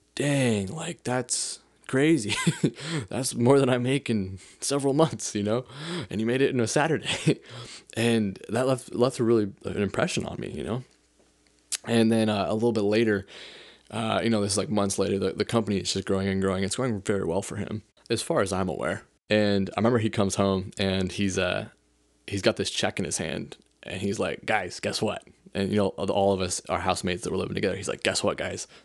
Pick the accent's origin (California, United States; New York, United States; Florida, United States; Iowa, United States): California, United States; South Lake Tahoe; I'm from South Lake Tahoe, California. And, uh, I grew up there since I was in second grade